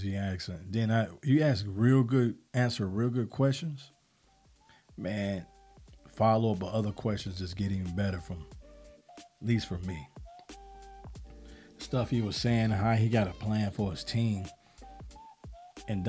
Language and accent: English; Chicago, Illinois, United States; I'm from South Side of Chicago